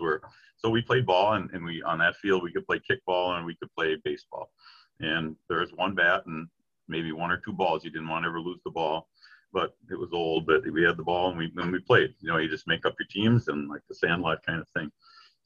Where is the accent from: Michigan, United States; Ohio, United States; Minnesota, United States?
Minnesota, United States; Vermillion; also born or lived in Hastings; growing up in Vermilion.